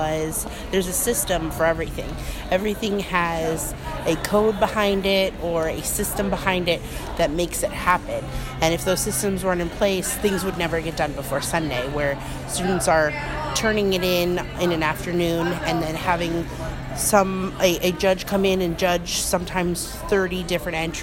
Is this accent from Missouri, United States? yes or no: no; Orlando, Florida, United States; I'm from Orlando, Florida, from Oviedo High School alumni